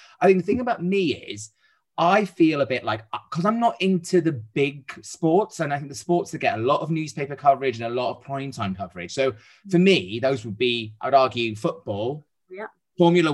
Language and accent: English; Wales, United Kingdom; my hometown in Wales